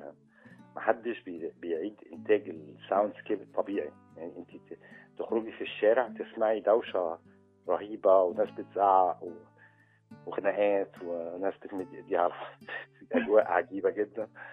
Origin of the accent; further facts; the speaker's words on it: Egypt; اتربيت في الريف